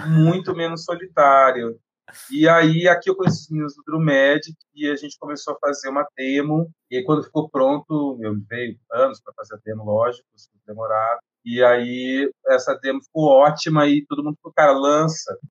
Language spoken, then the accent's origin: Portuguese; Londrina, Paraná, Brazil; eu sou de Londrina, eu sou cantor, compositor